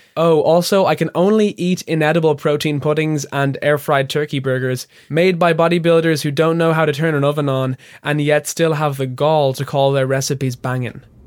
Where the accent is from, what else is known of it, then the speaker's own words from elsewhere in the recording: Ireland; my home country of Ireland